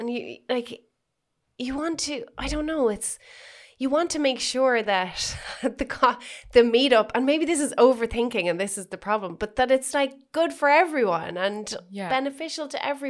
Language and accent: English; Ireland; being Irish